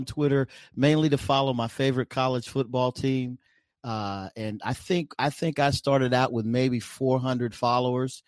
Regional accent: Tulsa, Oklahoma, United States; also born or lived in Utica, New York; I'm originally from Oklahoma, and I'm a kind of Sooner born, Sooner bred, and been there long enough to call it home

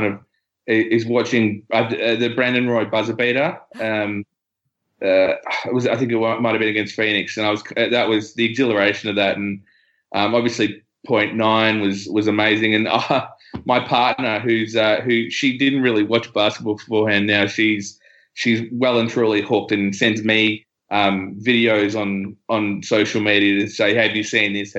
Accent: Australia; as an Australian

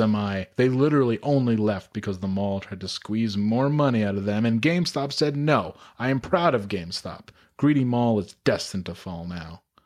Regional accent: Glens Falls, New York, United States; my hometown of Glens Falls

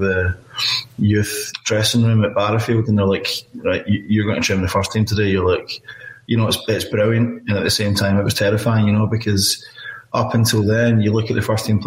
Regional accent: Glasgow, Scotland, United Kingdom; moved away as an adult; now in Nashville, United States; I grew up in Glasgow and I was a Celtic fan

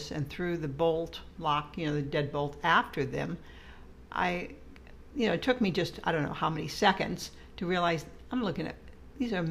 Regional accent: Des Moines, Iowa, United States; moved away as an adult; I came from Des Moines, Iowa

